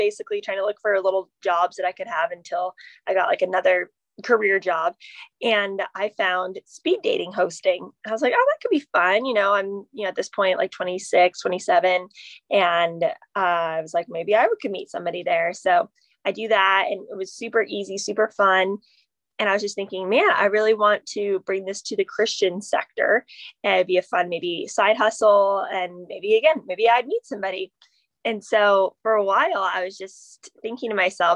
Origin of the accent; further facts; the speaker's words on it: Phoenix, Arizona, United States; now in San Diego, United States; I am from Phoenix originally, and I live in San Diego now